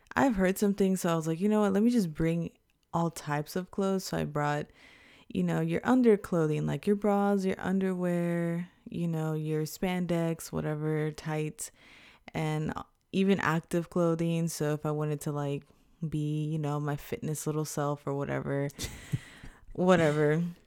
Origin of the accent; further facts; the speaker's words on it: Houston, Texas, United States; now in Japan; an Afro-Latina American from Houston, Texas